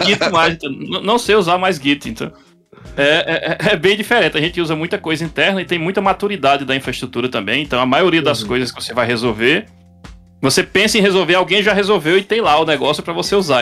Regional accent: João Pessoa, Paraíba, Brazil; moved away as an adult; now in Austin, United States; sou de João Pessoa, mas eu estou falando agora aqui de Austin, no Texas

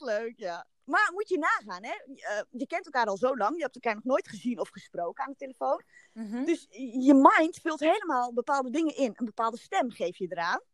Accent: Haarlem, North Holland, Netherlands; Ik kom uit Haarlem en ehm, ik ben getrouwd

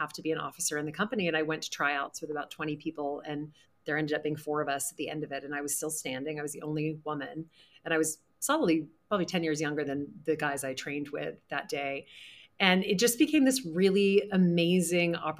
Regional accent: Louisiana, United States; now in New York City, United States; I grew up in the Deep South in Louisiana, and I have lived in New York City for 21 years

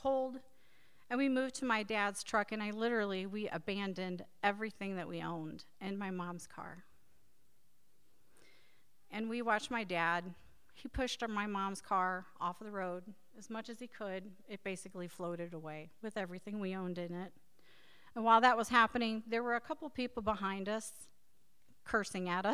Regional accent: Times Beach, Missouri, United States; growing up near the Merrimack River

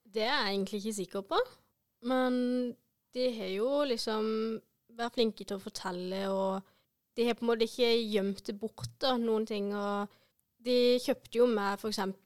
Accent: Vennesla, Agder, Norway; also born or lived in India; kommer fra Vennesla

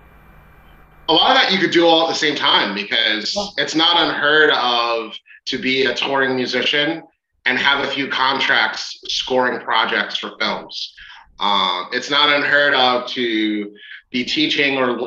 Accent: Philadelphia, Pennsylvania, United States; I live in Philly and I'm from Philly

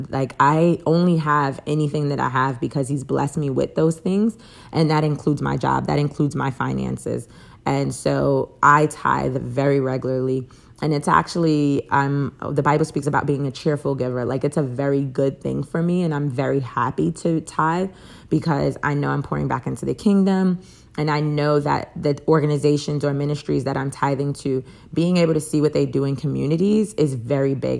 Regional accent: Jacksonville, Florida, United States; I am from Jacksonville

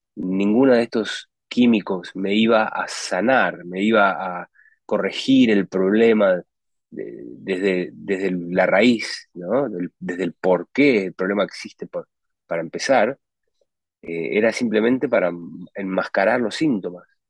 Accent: Uruguay; moved away as an adult; also born or lived in United States; yo nací, nací en Uruguay, en, un tiempo en Uruguay que era muy simple, no habían supermercados, no, mi mamá cocinaba la comida

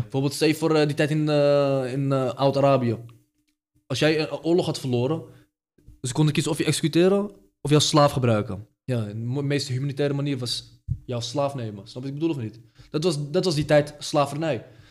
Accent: Morocco; now in Netherlands; de stad waar ik vandaan kom, in Marokko

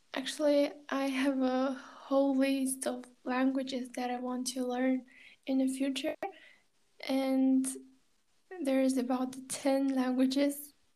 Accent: China; first language Kazakh; English is a second language; now in Kazakhstan; I grew up in China, Chinese speaking environment

